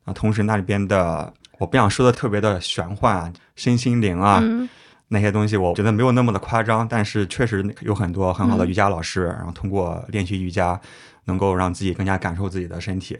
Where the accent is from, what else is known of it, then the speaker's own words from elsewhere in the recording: Xuzhou, Jiangsu, China; also born or lived in Qidong; 我是徐州人，然后我初中在启东，也算是南通。